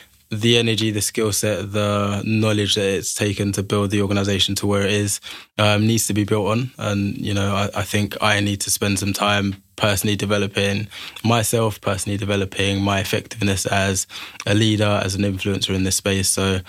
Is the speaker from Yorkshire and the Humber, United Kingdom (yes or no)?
no; Liverpool, North West England, United Kingdom; born there; also born or lived in London / Manchester; now in Birmingham, United Kingdom; So I was born in Liverpool, spent a lot of my life in London, studied in Manchester. And Birmingham's really where I've called home for the last 7 or 8 years.